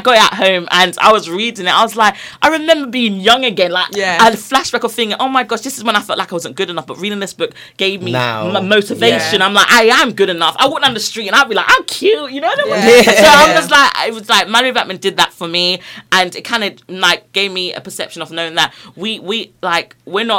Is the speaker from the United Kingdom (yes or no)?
yes; London, United Kingdom; I'm from Brixton